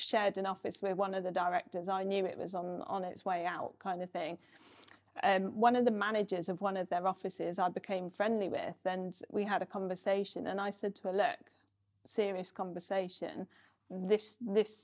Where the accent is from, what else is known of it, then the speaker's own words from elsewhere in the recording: United Kingdom; moved away as an adult; now in North of England, United Kingdom; I'd grown up on the South Coast